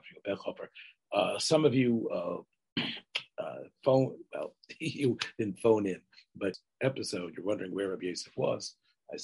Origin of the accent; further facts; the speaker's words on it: Memphis, Tennessee, United States; I grew up in Memphis